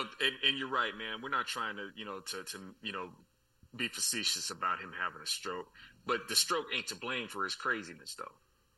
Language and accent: English; California, United States; now in Texas, United States; I'm a Californian man.